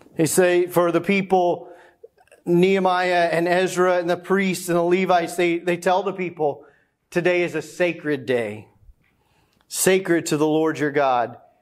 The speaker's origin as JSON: {"language": "English", "region": "the South", "country": "United States", "tie": "born or raised there", "said": "growing up as a kid, growing up in the South"}